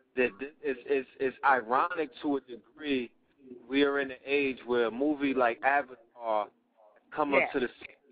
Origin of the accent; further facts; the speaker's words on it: New York City, New York, United States; I was born and raised in Brooklyn, me and my brother